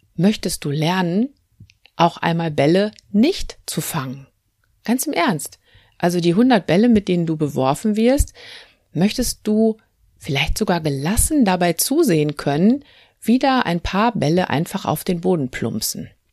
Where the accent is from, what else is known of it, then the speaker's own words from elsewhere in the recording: North Rhine-Westphalia, Germany; Bei uns in Nordrhein-Westfalen